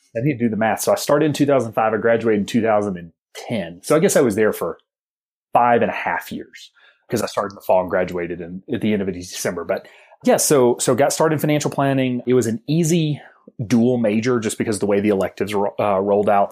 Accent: Alabama, United States; I'm a homeschool kid from the South, from the hills of Alabama

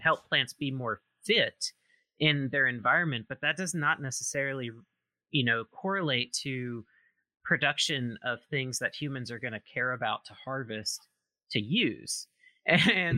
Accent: Mississippi, United States; now in Oregon, United States; I am originally from Mississippi, but I've been out in Oregon for quite a while now.

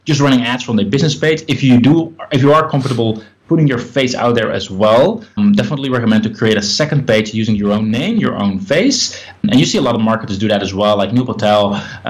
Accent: Netherlands; I'm from the Netherlands

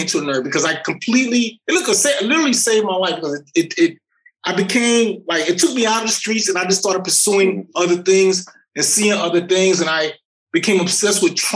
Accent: New York City, New York, United States; moved away as an adult; I grew up in the South Bronx

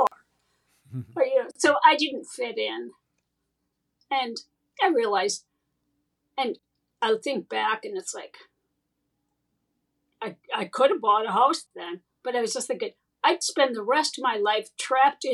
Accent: Rockwell, Wisconsin, United States; moved away as an adult; also born or lived in Madison, Wisconsin / Orange County, California / England; I was gone from Rockwell from 1980 to 2004

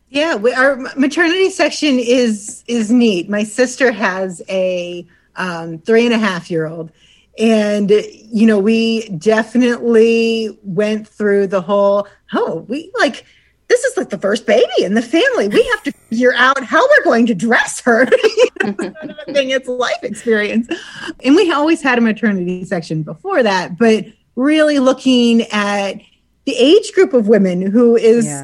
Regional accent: Suffield, Ohio, United States; I grew up in Suffield, and my parents grew up in like Randolph Atwater area, so Portage County, but really just over the line to Hartville.

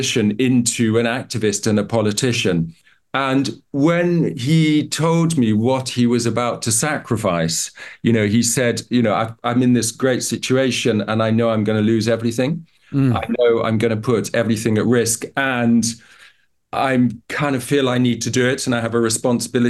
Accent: Uganda; So I grew up in Uganda

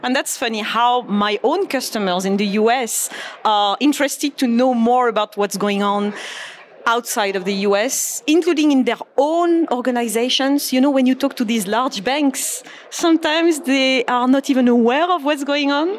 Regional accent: Marseille, Provence-Alpes-Côte d'Azur, France; moved away as an adult; now in Naples, United States; growing up in France and, and even in Europe

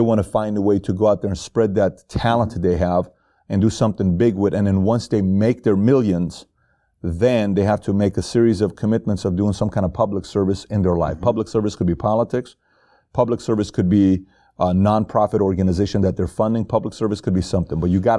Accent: Iran; One is Iran, because I'm from Iran. Yes. I was born and raised in Iran, so Iran means a lot to me.

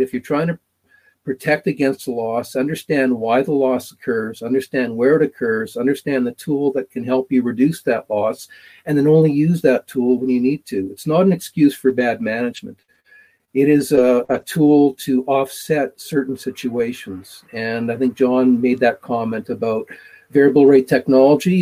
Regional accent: Manitoba, Canada; now in Alberta, Canada; growing up in Manitoba and living in, in Alberta now

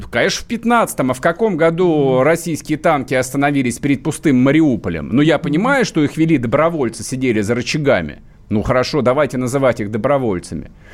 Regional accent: south-east Ukraine, Ukraine; moved away; я там а, рос на Юго-Востоке

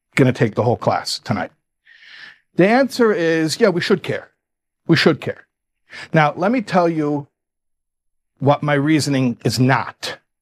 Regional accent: Chicago, Illinois, United States; moved away; also born or lived in New York; I'm from Chicago. I say covenant

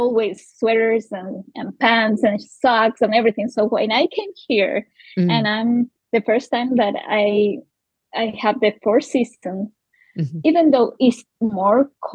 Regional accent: Quito, Pichincha, Ecuador; English is a second language; moved away; also born or lived in Australia; I was born and raised in Quito. Which is the capital of Ecuador

